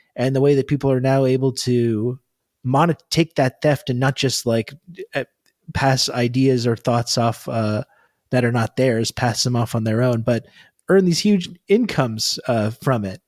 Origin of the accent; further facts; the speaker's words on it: Canada; being Canadian